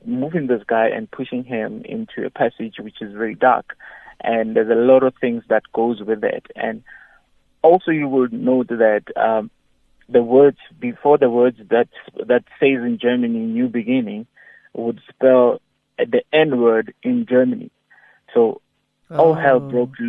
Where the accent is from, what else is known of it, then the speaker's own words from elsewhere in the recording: Mabopane, Gauteng, South Africa; I'm from Mabupan